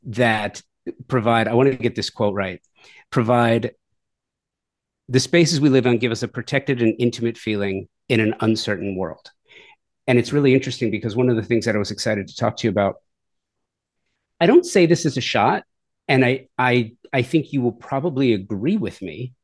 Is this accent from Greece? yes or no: no; Southern California, United States; moved away as an adult; also born or lived in Texas / Oklahoma / Washington State / Florida; now in Tulsa, United States; Growing up in Southern California, I've always been more laid back.